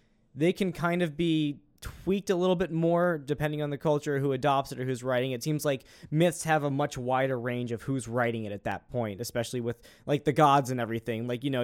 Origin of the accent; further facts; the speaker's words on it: United States; we're from America